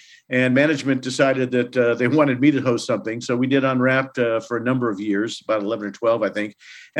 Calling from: Santa Barbara, California, United States; The central coast of California in Santa Barbara.

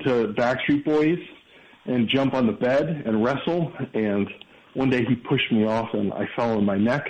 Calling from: Chicago, Illinois, United States; I'm calling from Chicago.

